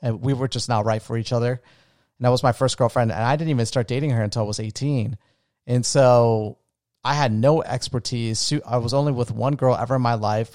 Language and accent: English; Daytona Beach, Florida, United States; also born or lived in Orlando; I wanted to get away from my hometown